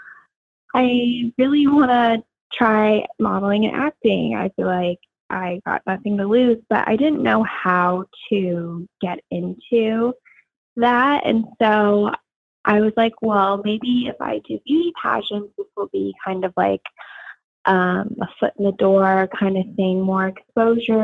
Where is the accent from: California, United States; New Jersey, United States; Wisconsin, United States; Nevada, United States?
Nevada, United States; Las Vegas; moved away as an adult; also born or lived in Arizona; now in Los Angeles, United States; I would rather represent my home state of Nevada. I was born and raised in Las Vegas.